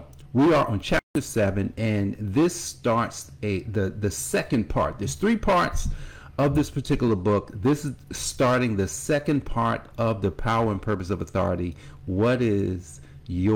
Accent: Newark, New Jersey, United States; growing up in Newark, New Jersey

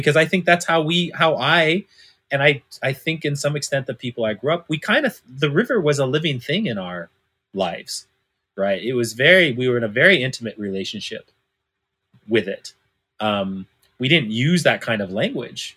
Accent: Northern California, United States; I was adopted by white folks when I was 6 months old, right? And I was raised in Northern California, you know, small mountain town

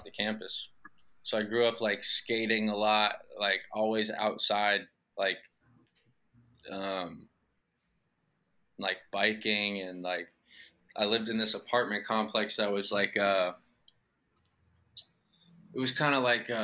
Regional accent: Los Angeles, California, United States; I grew up in kind of hopping around like the West Valley, Northwest Valley, Granada Hills, Porter Ranch, Northridge, Canoga Park

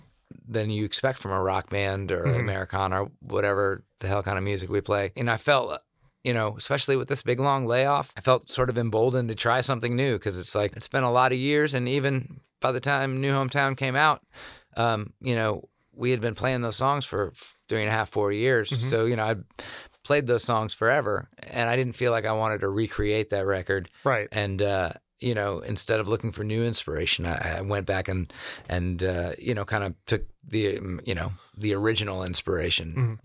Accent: South Korea; But also growing up in Korea, especially, that was like elementary school for me.

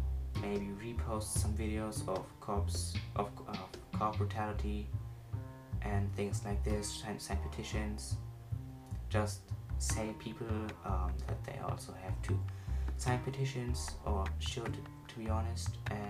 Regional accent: Germany; accent: German; English is a second language; I want my German accent to kind of go away, but I believe that just spending a gap year in another country won't necessarily erase my accent

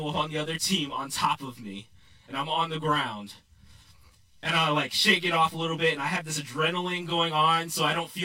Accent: New York, United States; now in Texas, United States; I grew up in New York

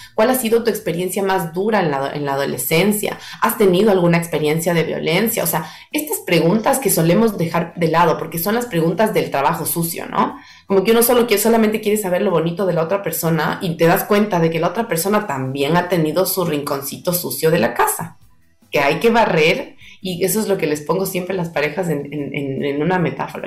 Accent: Ecuador; yo soy ecuatoriana

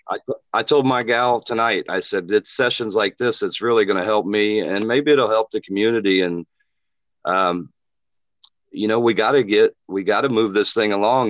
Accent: Muncie, Indiana, United States; now in Wilmington, Illinois, United States; my hometown, Muncie, Indiana

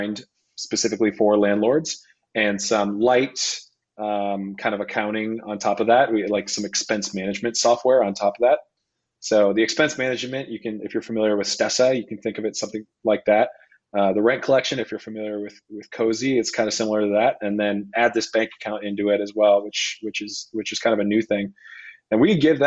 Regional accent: Rochester, Minnesota, United States; moved away as an adult; now in San Francisco, United States; I have, a small portfolio of single family rentals in Rochester, Minnesota, where I grew up

